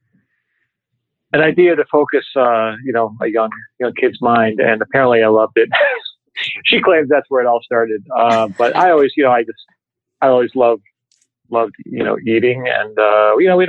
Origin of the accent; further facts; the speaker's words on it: Seven Hills, Ohio, United States; now in New York, United States; I grew up in South Cleveland, a little area right on the border called Seven Hills, Ohio